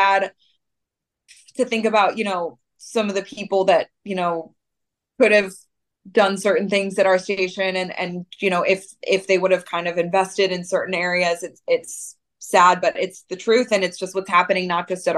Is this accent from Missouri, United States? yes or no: yes; St. Louis, Missouri, United States; moved away; growing up in St. Louis